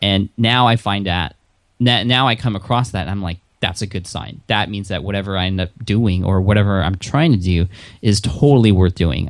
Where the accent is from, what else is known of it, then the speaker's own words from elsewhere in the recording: San Diego, California, United States; I am from San Diego